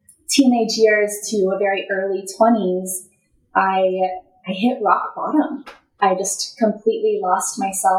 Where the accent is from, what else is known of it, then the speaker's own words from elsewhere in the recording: Colorado Springs, Colorado, United States; I was born in Colorado Springs, Colorado, and my soul chose to be open, adopted person